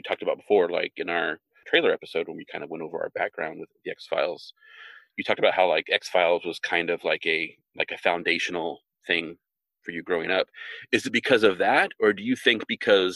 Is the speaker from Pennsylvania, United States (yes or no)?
no; Visalia, California, United States; I was in Visalia, California, Central California